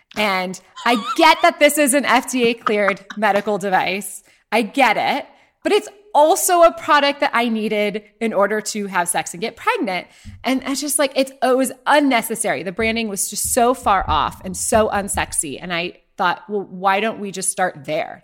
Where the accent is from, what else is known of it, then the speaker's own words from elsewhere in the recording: Ohio, United States; moved away; my story starts in Ohio, where I was born and raised